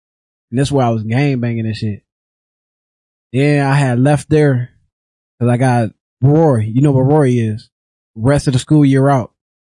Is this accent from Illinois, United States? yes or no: yes; Rockford, Illinois, United States; But I'm from Rockford, Illinois. You know what I'm saying? I'm from the West Side. I grew up on the West Side